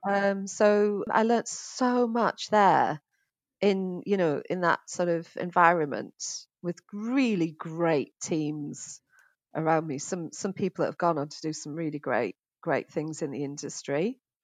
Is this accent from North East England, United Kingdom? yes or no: yes; Middlesbrough, North East England, United Kingdom; now in Finchley, United Kingdom; as you can probably tell from my accents, I'm, uh, originally from the northeast of England, Middlesbrough